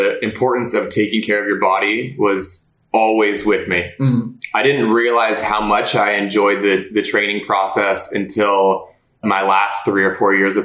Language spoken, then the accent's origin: English; Los Angeles, California, United States; I was born in California. I became a Cali kid and immediately was put into hockey